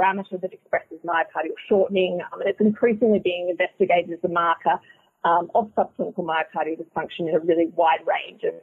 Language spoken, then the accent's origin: English; Australia; moved away as an adult; now in Boston, United States; I'm originally from Australia. I'm an Australian-trained cardiologist